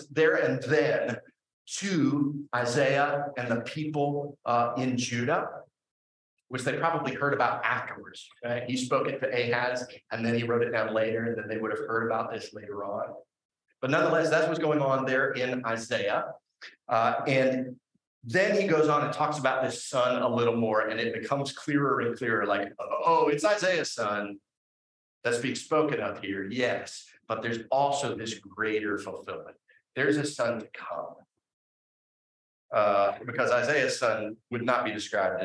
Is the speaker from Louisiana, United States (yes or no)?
no; Huntington, West Virginia, United States; There's this little diner in my hometown. It's called Jim's Steak and Spaghetti